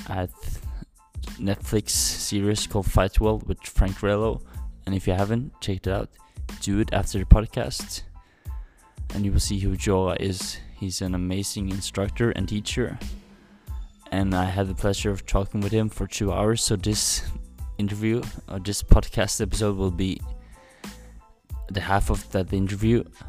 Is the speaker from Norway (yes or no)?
yes; Norway; I'm from Norway